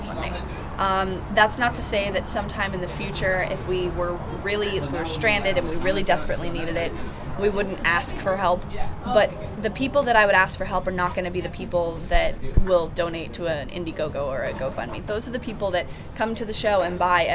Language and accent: English; Colorado, United States; we're from Colorado